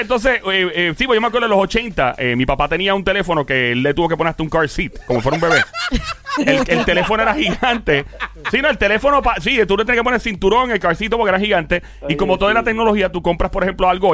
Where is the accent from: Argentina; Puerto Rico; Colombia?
Puerto Rico; Caguas; Tampa es como Cagua, mi pueblo.